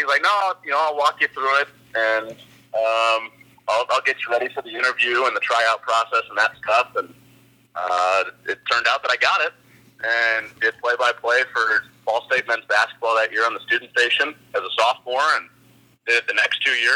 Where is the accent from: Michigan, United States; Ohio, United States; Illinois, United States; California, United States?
Illinois, United States; Chicago; I grew up in Chicago reading the Chicago Tribune every day